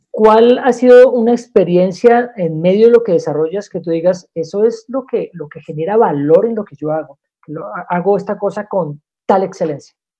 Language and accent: Spanish; Bogotá, Colombia; Soy el único rolo en medio de, este, de toda esta reunión